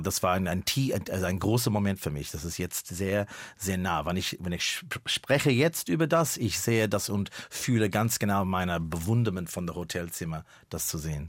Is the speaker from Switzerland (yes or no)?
no; Melbourne, Victoria, Australia; German is a second language; moved away as an adult; now in Berlin, Germany; Da in Melbourne, wo ich geboren bin, der Winter war in meiner Kindheit Zeit äh, 12 Grad, 11